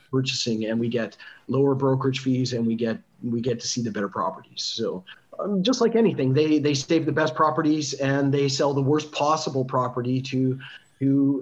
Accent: Canada; also born or lived in Montenegro; now in Kiev, Ukraine; maybe I'm Canadian

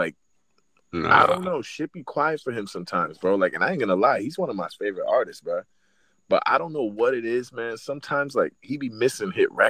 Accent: the South, United States; I'm from the South.

